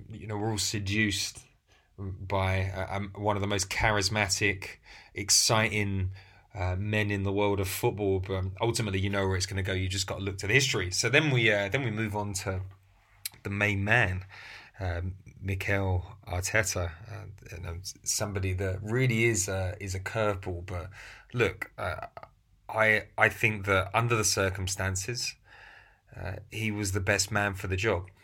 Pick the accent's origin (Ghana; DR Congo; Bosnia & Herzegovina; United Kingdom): United Kingdom; England; I'm, I'm English